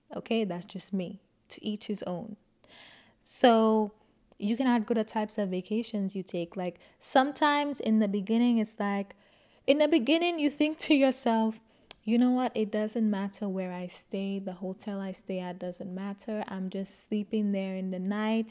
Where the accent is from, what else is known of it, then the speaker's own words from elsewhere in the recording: St. Lucia; I grew up in Saint Lucia and I went to a Catholic school